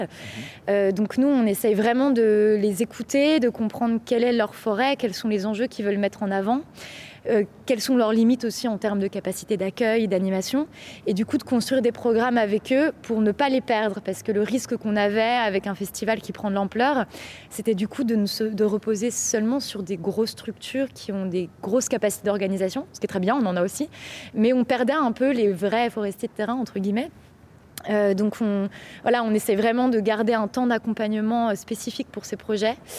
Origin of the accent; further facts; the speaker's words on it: Bourgogne-Franche-Comté, France; je viens de Franche-Comté